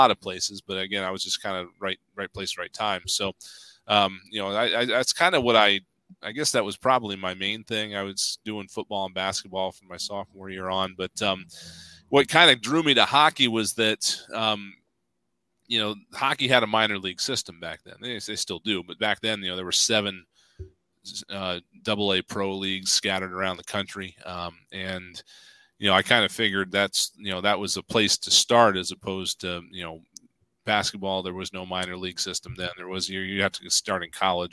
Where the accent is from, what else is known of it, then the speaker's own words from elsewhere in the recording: Delaware, United States; also born or lived in Michigan; I'm from Delaware. It's where I live now.